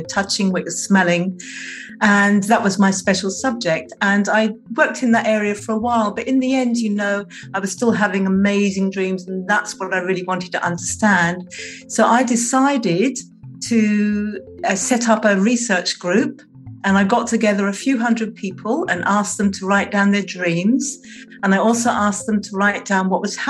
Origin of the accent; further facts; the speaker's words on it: England, United Kingdom; now in Tasmania, Australia; I was born in England, I now live in Australia, and I live on the island of Tasmania